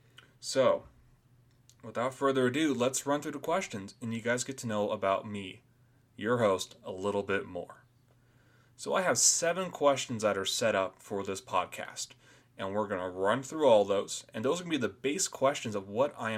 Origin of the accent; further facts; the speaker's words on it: Boise, Idaho, United States; born there; So, I was born here in Boise, Idaho